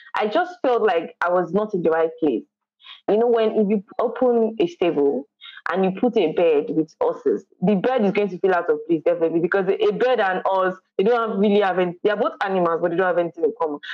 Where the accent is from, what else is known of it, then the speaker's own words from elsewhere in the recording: Kwara, Nigeria; I'm from Kwara State.